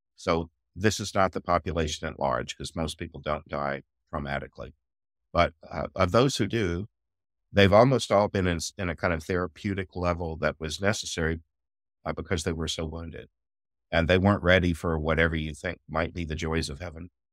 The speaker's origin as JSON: {"language": "English", "country": "United States", "said": "I'm American"}